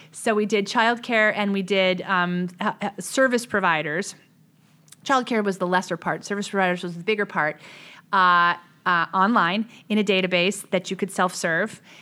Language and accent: English; West Hartford, Connecticut, United States; I grew up in West Hartford, Connecticut